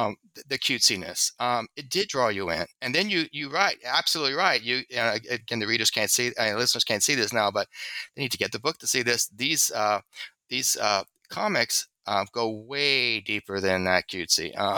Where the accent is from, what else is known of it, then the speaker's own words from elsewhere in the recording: the South, United States; because I'm a Southerner, also maybe I have a prejudice for that accessibility.